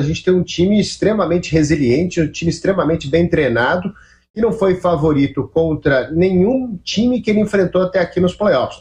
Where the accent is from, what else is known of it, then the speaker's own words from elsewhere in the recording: Minas Gerais, Brazil; cresci escutando a Rádio Itatiaia, cresci escutando meu Cruzeirão na Itatiaia